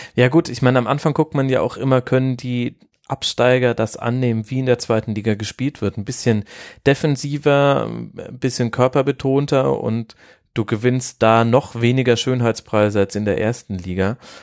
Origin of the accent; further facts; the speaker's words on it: Würzburg, Bavaria, Germany; Ich komme ja aus dem Großraum Würzburg